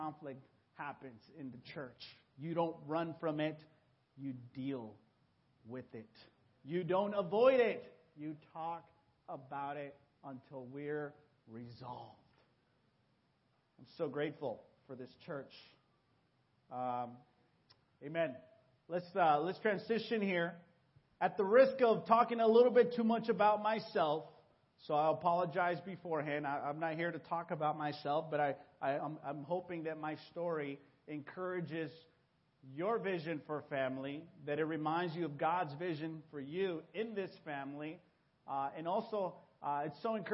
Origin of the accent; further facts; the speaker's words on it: Hawaiian Gardens, California, United States; first language Spanish; English is a second language; also born or lived in Mexico; I came to this country when I was 9 years old. And so I started school here in fourth grade. I didn't speak any English. And so I grew up just a few blocks away from here, Hawaiian Gardens, HG